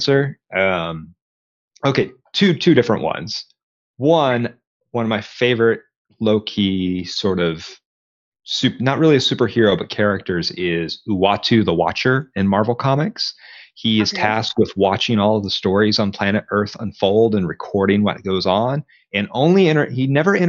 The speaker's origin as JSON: {"language": "English", "town": "Conway", "region": "Arkansas", "country": "United States", "tie": "born or raised there", "also_born_or_lived": "Texas", "moved": "as an adult", "said": "here at the University of Central Arkansas, which is in my hometown"}